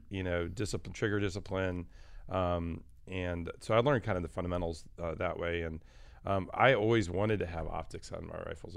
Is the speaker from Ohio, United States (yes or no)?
no; Michigan, United States; I was actually born and raised in Michigan.